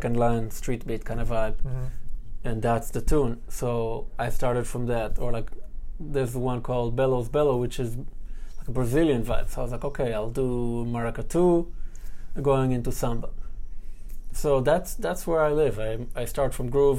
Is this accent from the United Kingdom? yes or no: no; Ra'anana, Central District, Israel; moved away as an adult; now in New York City, United States; Close to Tel Aviv, in a city called Ra'anana